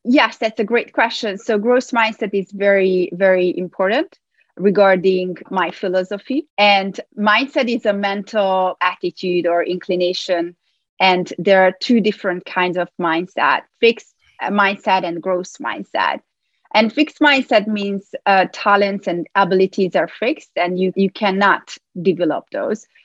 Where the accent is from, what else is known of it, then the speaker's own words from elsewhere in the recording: Hungary; moved away as an adult; now in New York, United States; I was born in Hungary, where I obtained a degree in psychology and play professional table tennis there